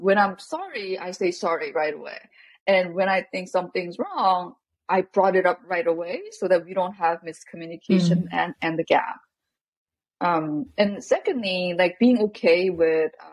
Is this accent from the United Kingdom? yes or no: no; South Korea; growing up in Korea